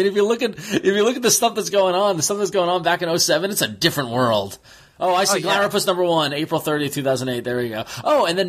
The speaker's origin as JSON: {"language": "English", "area": "Long Island", "region": "New York", "country": "United States", "tie": "born or raised there", "moved": "yes"}